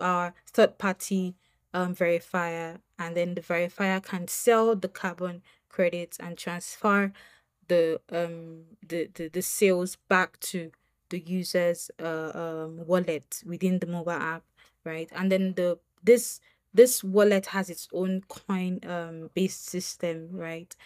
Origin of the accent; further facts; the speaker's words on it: Nigeria; as a Nigerian woman